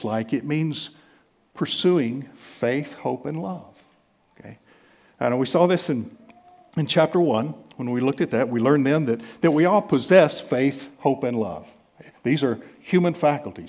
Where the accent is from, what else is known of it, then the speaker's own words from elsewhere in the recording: United States; being American